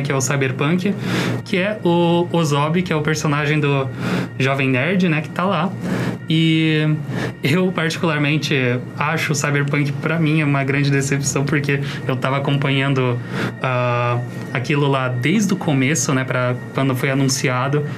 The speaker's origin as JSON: {"language": "Portuguese", "country": "Brazil", "said": "eu sou brasileiro"}